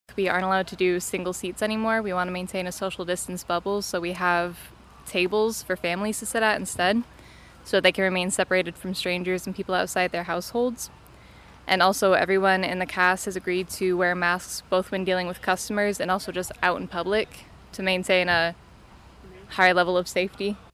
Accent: Toledo, Ohio, United States; I'm from Toledo, Ohio

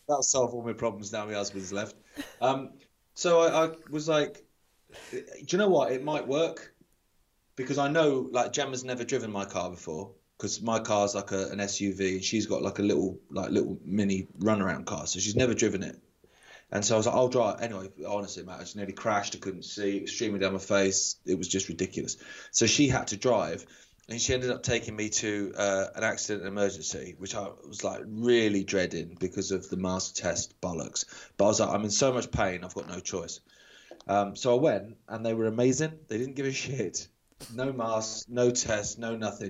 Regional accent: England, United Kingdom; being typically English

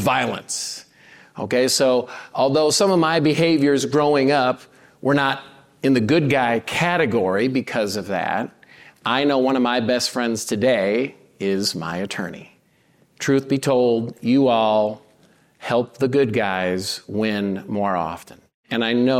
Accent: Cedar Rapids, Iowa, United States; I grew up in Middle America, Cedar Rapids, Iowa, very blue-collar town

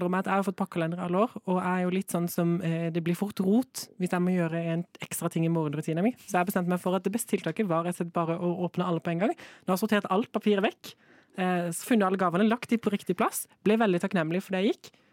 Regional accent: Kristiansand, Agder, Norway; jeg har gleda meg litt til å komme tilbake til min familie hjemme i Kristiansand

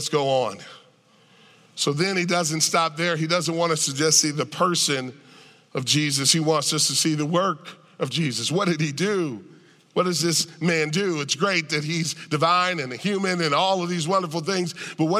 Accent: United States; I'm an American

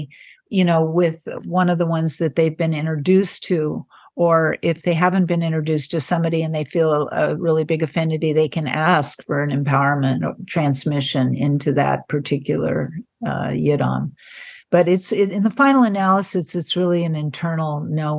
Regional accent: San Francisco Bay Area, California, United States; I grew up in the San Francisco Bay Area in the 60s

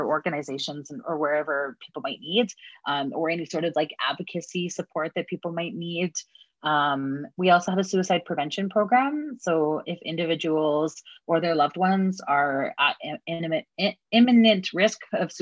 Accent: Edmonton, Alberta, Canada; I'm from Edmonton, or, you know, it's colonially known as Edmonton.

